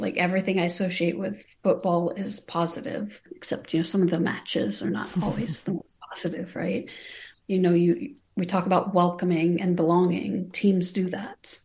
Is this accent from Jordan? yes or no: yes; Amman, Amman Governorate, Jordan; moved away as an adult; now in United States; I was born and raised in Amman, Jordan. I came to the United States at age eighteen.